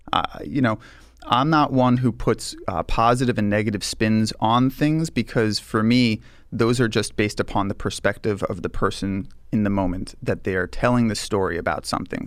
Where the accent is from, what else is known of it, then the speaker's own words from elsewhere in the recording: Long Island, New York, United States; I grew up here in New York. I grew up on Long Island.